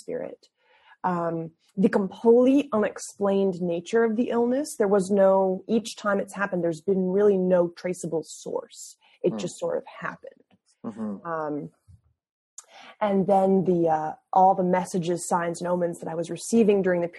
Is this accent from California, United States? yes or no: no; Massachusetts, United States; I studied at the University of Massachusetts in my home state